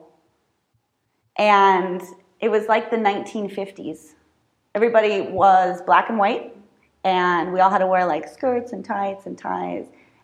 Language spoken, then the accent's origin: English; United States; moved away as an adult; also born or lived in France; now in Mexico